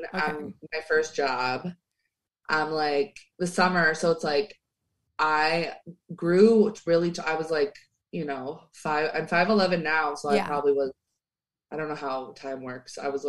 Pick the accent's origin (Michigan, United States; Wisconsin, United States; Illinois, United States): Illinois, United States; Chicago